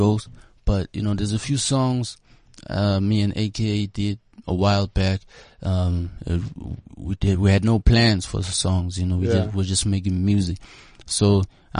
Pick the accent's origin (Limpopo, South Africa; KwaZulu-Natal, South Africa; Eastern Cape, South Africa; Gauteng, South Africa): Gauteng, South Africa; Johannesburg; I grew up around Yeovil, Berea, and during those times, Yeovil, Joburg Central was like the cool place to be.